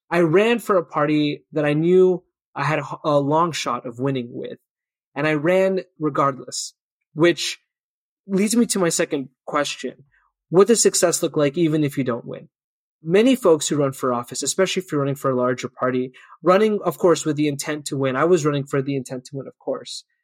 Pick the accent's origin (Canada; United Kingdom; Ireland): Canada; I think it's an important part of being Canadian.